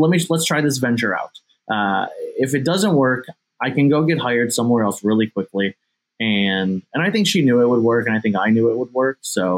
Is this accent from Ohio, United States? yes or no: yes; Ohio, United States; I'm in my hometown.